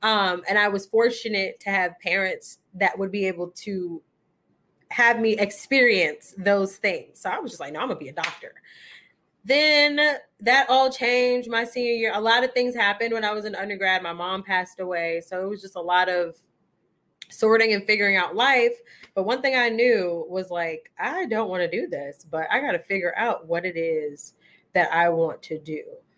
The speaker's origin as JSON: {"language": "English", "town": "Queens", "region": "New York", "country": "United States", "said": "Okay, so for the purposes of this particular episode, I am from Queens, New York, and how I got here is school. Well, to the DMV area, because I really don't know where we are."}